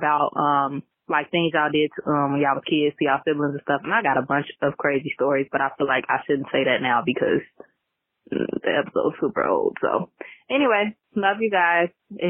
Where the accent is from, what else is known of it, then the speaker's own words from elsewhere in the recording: Chicago, Illinois, United States; I'm from Chicago.